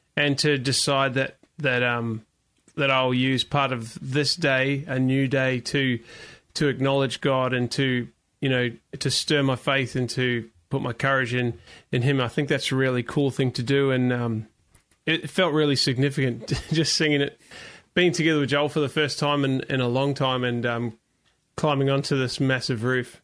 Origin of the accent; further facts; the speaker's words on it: New Zealand; I grew up in New Zealand